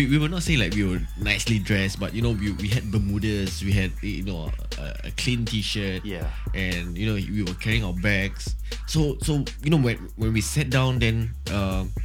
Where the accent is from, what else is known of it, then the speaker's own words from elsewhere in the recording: Geylang, Singapore; I'm from Geylang. You know, we are from the same uh, division and, and stuff like that.